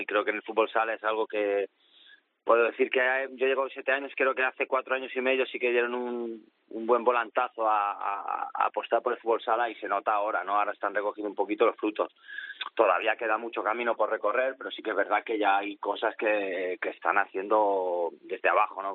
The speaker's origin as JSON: {"language": "Spanish", "country": "Spain", "moved": "as an adult", "lives_now": "Poland", "said": "yo creo que soy más polaco ya que más español"}